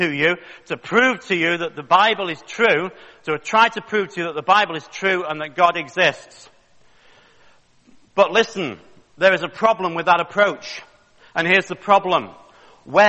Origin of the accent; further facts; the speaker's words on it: Manchester, North West England, United Kingdom; I was born in Manchester in the north of England in 1961